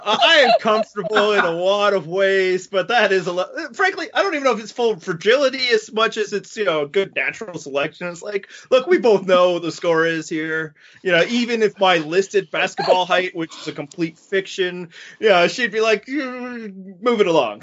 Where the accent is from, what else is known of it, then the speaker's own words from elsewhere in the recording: Canada; also born or lived in Western Canada; I'm Canadian